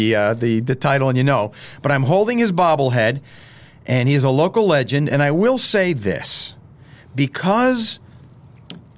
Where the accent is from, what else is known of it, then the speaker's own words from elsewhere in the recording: northern Lackawanna County, Pennsylvania, United States; growing up in northern Lackawanna County, I heard that term from my parents